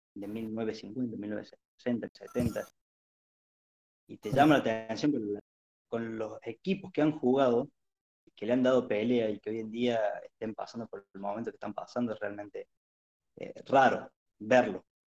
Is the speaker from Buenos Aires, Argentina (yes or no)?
no; Arroyito, Córdoba, Argentina; Soy de Córdoba, precisamente de, Arroyito, una localidad del interior.